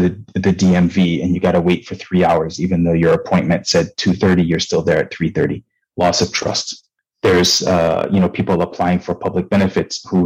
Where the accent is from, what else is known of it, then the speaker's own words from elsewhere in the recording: Nigeria; moved away; also born or lived in Michigan, United States / Japan / New York, United States; I'm Nigerian. I grew up in Nigeria to a Nigerian father and an American mother.